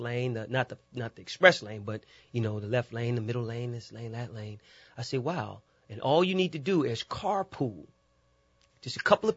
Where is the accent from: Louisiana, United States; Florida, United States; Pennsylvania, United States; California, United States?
Louisiana, United States; New Orleans; Growing up in New Orleans was rich